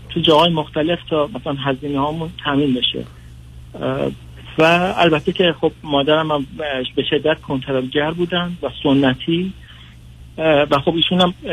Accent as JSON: {"language": "Persian", "country": "Iran", "moved": "as an adult", "lives_now": "Canada", "said": "بله بله از ایران آمدم"}